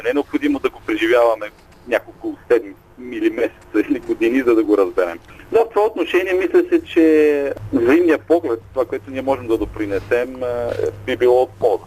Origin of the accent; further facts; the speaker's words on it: Bulgaria; also born or lived in Zurich, Switzerland; now in Switzerland; Ние сме родени в България, обичаме родината си